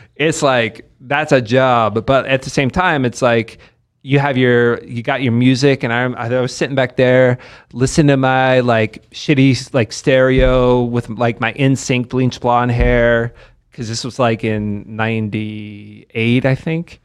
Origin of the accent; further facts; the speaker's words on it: Lexington, Kentucky, United States; also born or lived in West Virginia; now in Las Vegas, United States; I grew up in Lexington mainly, which is a, it's a great place to live, Lexington, Kentucky